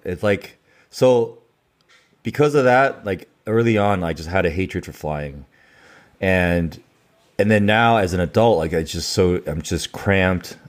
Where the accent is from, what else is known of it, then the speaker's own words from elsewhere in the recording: San Diego, California, United States; also born or lived in Taiwan / Louisiana, United States; I was born in Taiwan, and I moved to San Diego, California when I was five